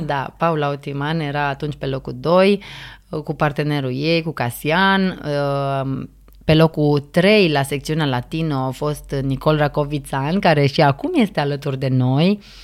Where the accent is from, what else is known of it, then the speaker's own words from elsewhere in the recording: Romania; noi ca români